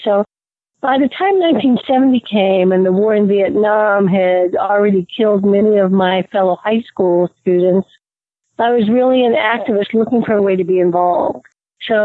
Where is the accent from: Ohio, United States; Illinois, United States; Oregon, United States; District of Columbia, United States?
District of Columbia, United States; Washington; moved away as an adult; also born or lived in Connecticut / California / Guyana; I grew up in Washington, D.C. I went to, elementary school through high school there.